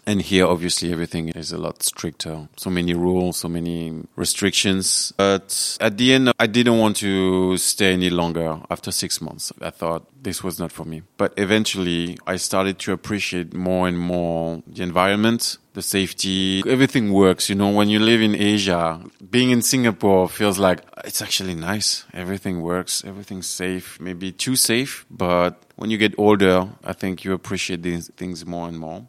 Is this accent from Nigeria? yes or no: no; France; English is a second language; moved away as an adult; also born or lived in China